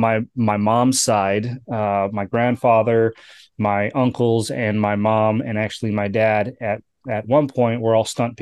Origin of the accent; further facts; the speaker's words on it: Kenosha, Wisconsin, United States; also born or lived in California; I grew up in Kenosha, Wisconsin, right? So I spent most of my time in the Midwest. I was actually born in California.